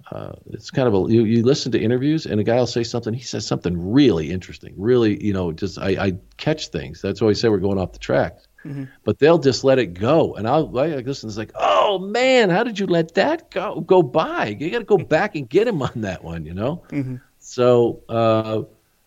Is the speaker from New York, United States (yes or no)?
no; small town near Tucson, Arizona, United States; moved away; I grew up in a small town. We didn't have anything that resembled Major League Baseball. We had the Tucson Toros.